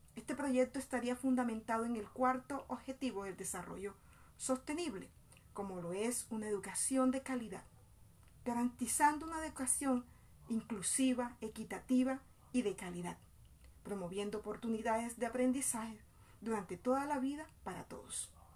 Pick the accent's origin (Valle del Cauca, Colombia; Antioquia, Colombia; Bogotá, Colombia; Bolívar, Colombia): Bolívar, Colombia; San Estanislao; now in Soledad, Colombia; Soy de San Estanislao de Cosca, municipio del departamento de Bolívar, pero hace más de 20 años radicada en el municipio de Soledad Atlántico